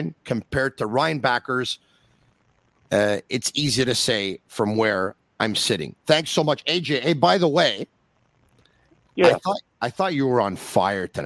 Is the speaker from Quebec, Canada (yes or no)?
yes; Montreal, Quebec, Canada; I grew up in Montreal, a Montreal Canadiens fan